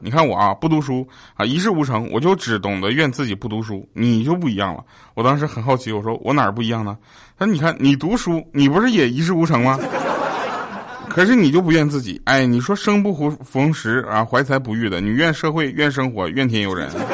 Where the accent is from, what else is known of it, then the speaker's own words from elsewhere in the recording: Northeast China, China; accent: Northeastern (Dongbei); 我跟佳琪，我们两个的东北口音其实就不太一样